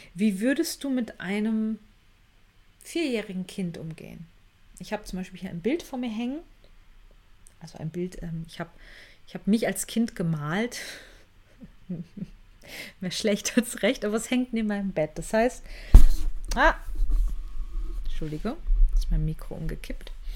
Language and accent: German; Germany; als Deutsche